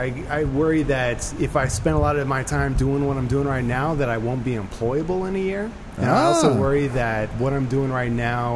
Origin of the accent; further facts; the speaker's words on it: Nebraska, United States; I am from Nebraska.